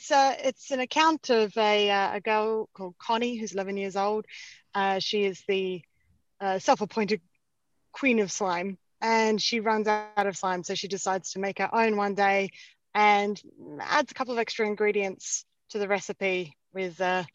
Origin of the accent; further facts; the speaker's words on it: Adelaide, South Australia, Australia; now in London, United Kingdom; Yeah, I'm from Australia and I'm from Adelaide as well, which is a smaller city